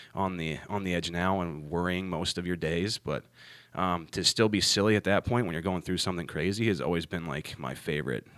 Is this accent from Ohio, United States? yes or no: yes; Ohio, United States; moved away as an adult; now in North Carolina, United States; I'm from Ohio originally